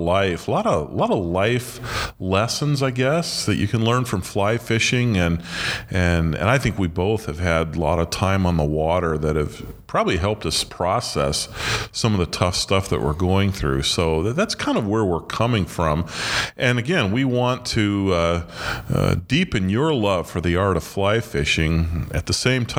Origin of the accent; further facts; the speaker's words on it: central Illinois, United States; moved away as an adult; also born or lived in Portland, Oregon / Montana; now in Chicago, United States; I grew up in central Illinois